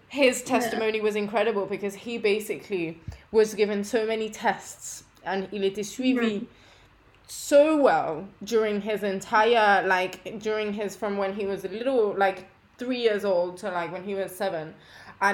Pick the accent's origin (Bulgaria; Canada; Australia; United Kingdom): United Kingdom; London; also born or lived in Paris; I moved back to London and then I went to a French school